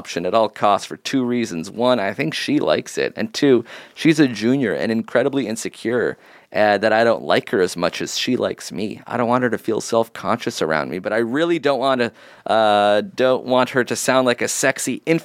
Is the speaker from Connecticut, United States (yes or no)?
yes; Connecticut, United States; I'm from Connecticut.